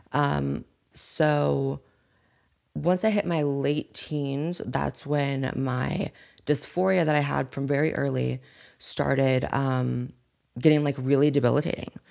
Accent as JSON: {"language": "English", "town": "Corning", "region": "California", "country": "United States", "tie": "born or raised there", "also_born_or_lived": "Chico, California", "accent": "Valley Girl", "said": "I was raised in an even smaller town, no one even knows the name of, called Corning"}